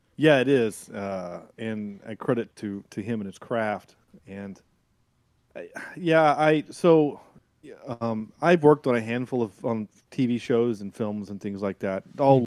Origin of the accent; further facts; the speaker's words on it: the South, United States; I am from the South